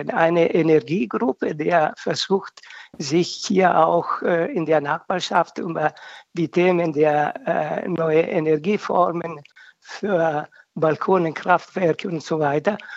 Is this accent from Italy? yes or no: yes; Italy; Das ist ein Mehrwert, was äh, für mich gerade als Italiener total wichtig ist.